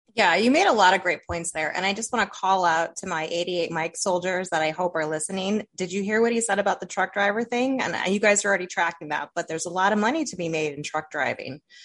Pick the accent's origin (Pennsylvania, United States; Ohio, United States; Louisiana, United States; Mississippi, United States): Ohio, United States; Toledo; accent: northern tier; Toledo, Ohio